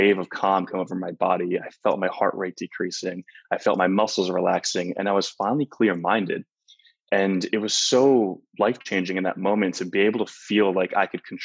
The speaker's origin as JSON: {"language": "English", "town": "Flemington", "region": "New Jersey", "country": "United States", "tie": "born or raised there", "also_born_or_lived": "Los Angeles, California", "moved": "as an adult", "said": "I'm originally from New Jersey, a small town of 4,000 people called Flemington"}